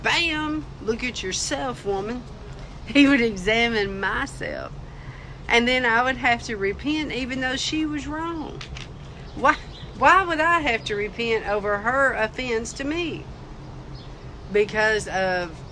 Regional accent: United States; I am still an American citizen.

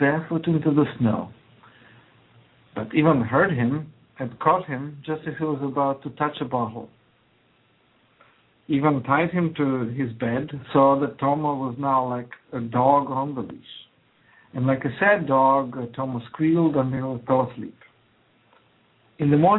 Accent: Croatia; English is a second language; now in United States; I emigrated from Yugoslavia, actually Croatia, but then it was one country, Yugoslavia

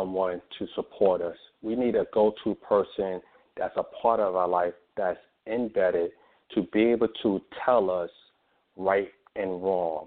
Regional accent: New York City, New York, United States; moved away as an adult; growing up in New York City, and then on top of that, after growing up and leaving New York City, I joined the military

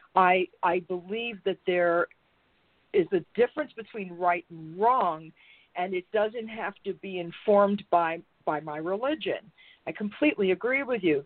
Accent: New York, United States; I grew up in New York. I grew up a town over from Donald Trump.

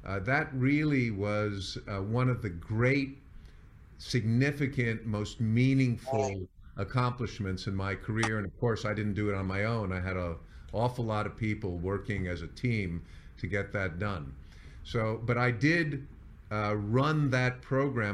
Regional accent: New York, United States; moved away as an adult; also born or lived in San Diego / Las Vegas; moved to New York, which is my hometown

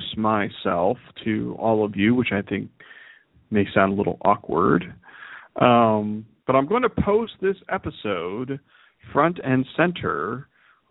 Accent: Youngstown, Ohio, United States; also born or lived in Salem, Ohio; I was born and raised in Youngstown, Ohio, USA.

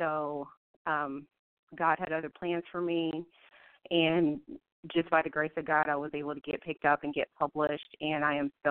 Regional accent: Columbus, Ohio, United States; now in Virginia Beach, United States; Um, I'm originally from Columbus, Ohio. Um, that's where I was born and raised. Right now, I live in Virginia, Virginia Beach.

